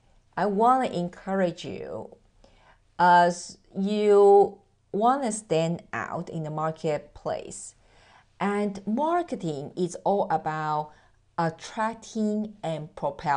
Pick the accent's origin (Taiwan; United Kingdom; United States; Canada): Taiwan; accent: mixture of American, British English, German, Japanese and Mandarin; English is a second language; moved away; As you can hear that I am originally from Taiwan, I'm Asian, and through the 18 years of relocation, my accent totally mess up.